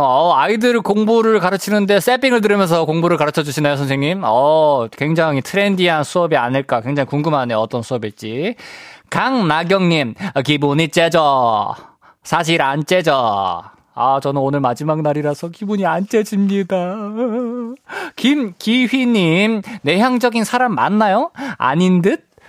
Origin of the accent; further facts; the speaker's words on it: Busan, South Korea; moved away; 저는 어렸을 때 이제 부산 살았어 가지고